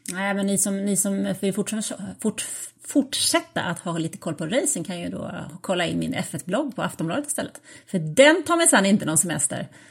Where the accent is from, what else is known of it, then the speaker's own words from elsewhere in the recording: Sweden; jag är ju liksom svensk